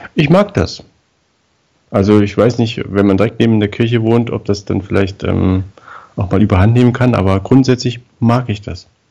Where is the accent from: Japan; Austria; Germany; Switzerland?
Germany; East Germany; Unser, unser Wurstblatt, da im Osten, da wo ich herkomme, hieß Das Volk.